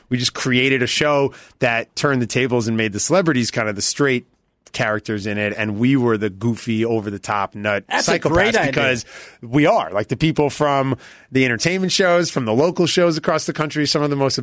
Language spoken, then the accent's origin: English; New York City, New York, United States; now in Southern California, United States; growing up in New York City